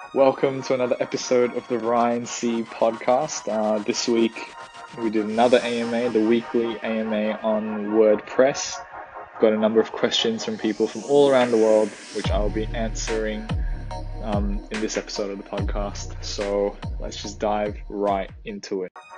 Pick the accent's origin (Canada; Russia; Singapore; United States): Singapore; my own childhood growing up in Singapore.